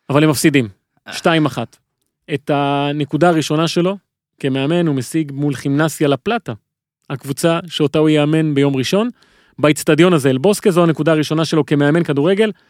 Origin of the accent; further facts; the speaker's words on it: Argentina; אני כארגנטינאי